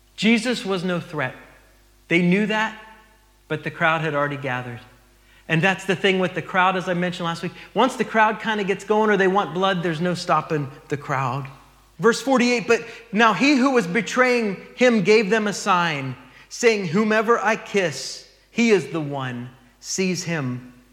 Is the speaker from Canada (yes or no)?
no; United States; moved away; we're from the States